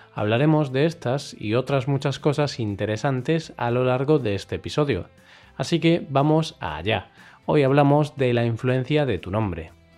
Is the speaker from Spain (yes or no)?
yes; Galicia, Spain; es de origen gallego la lengua que hablamos en Galicia, mi tierra natal